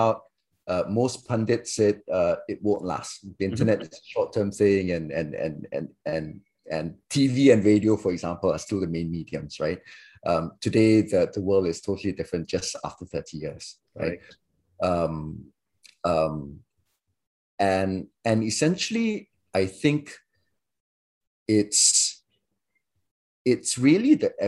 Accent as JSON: {"language": "English", "country": "Singapore", "tie": "born or raised there", "also_born_or_lived": "Malaysia", "said": "I grew up in Singapore"}